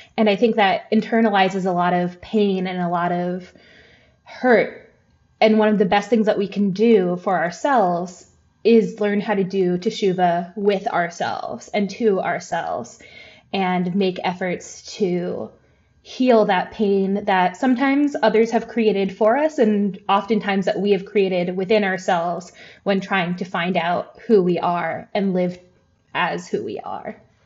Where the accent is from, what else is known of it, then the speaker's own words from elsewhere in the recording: the American South, United States; I am a white person growing up in the South